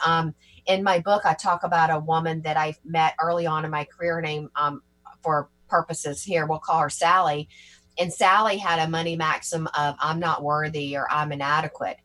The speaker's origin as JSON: {"language": "English", "region": "Georgia", "country": "United States", "tie": "born or raised there", "also_born_or_lived": "Tennessee", "moved": "as an adult", "lives_now": "New York, United States", "said": "I'm originally from Georgia and have um, and grew up in and around in Georgia and Tennessee and moved to New York back in 1998"}